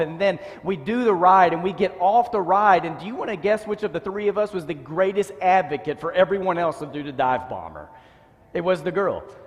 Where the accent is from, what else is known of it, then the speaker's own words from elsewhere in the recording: Dallas, Texas, United States; I grew up in Dallas